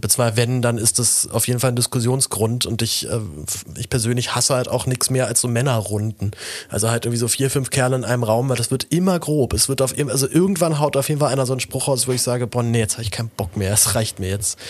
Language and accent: German; Berlin, Germany; ich halt dann als Berliner